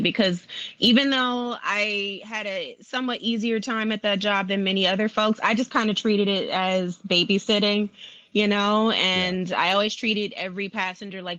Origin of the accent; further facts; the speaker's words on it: Compton, California, United States; I was born and raised in Compton, California